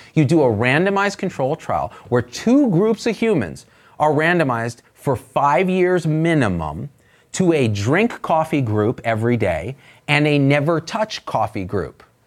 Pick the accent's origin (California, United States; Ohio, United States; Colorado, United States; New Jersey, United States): California, United States; Bay Area; I come from the Bay Area.